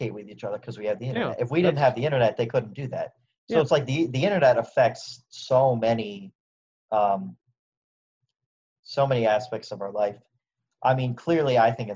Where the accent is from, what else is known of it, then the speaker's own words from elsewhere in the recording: United States; as an American